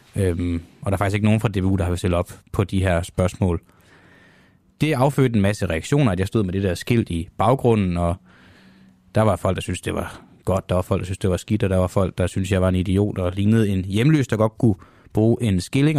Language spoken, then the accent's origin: Danish; Copenhagen, Capital Region of Denmark, Denmark; Jeg er fra Amager, ikke fra Jylland